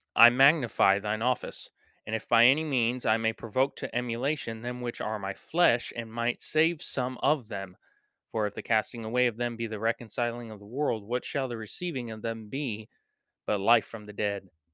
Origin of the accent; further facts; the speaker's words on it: United States; we as American Christians